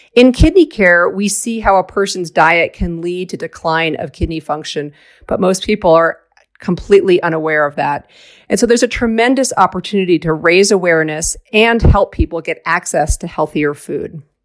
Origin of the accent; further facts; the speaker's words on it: outside of Boston, Massachusetts, United States; I grew up outside of Boston